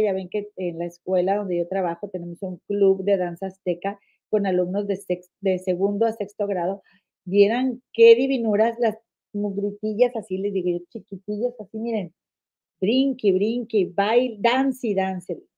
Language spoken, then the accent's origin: Spanish; Monterrey, Nuevo León, Mexico; now in United States; en Nuevo León, en mi estado donde yo nací